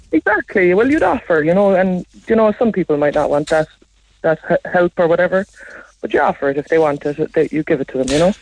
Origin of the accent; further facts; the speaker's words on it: West Cork, Munster, Ireland; now I'm from West Cork. I live in West Cork